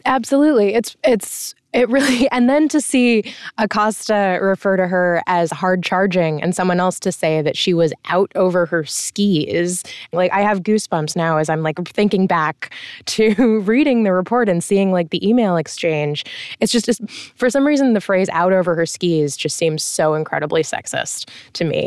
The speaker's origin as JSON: {"language": "English", "country": "United States", "said": "as an American"}